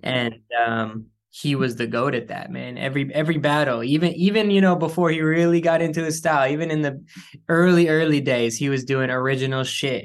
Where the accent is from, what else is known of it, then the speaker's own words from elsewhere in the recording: San Francisco, California, United States; also born or lived in Oakland; I grew up in San Francisco. I grew up in the city